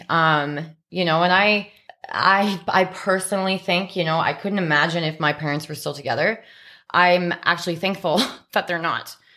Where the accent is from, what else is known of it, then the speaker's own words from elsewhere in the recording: Red Deer, Alberta, Canada; also born or lived in Victoria, British Columbia; I ended up actually moving to Red Deer, Alberta. Moved in with my father when I was around seven or eight years old there